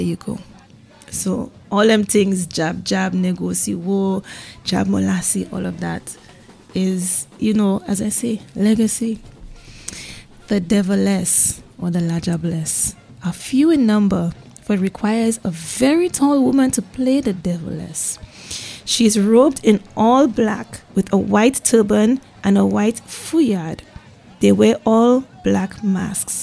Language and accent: English; St. Lucia; growing up in St. Lucia